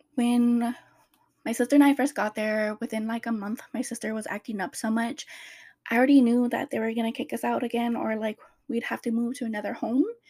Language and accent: English; Riverside, Orange County, California, United States; I moved from Riverside all the way to Orange County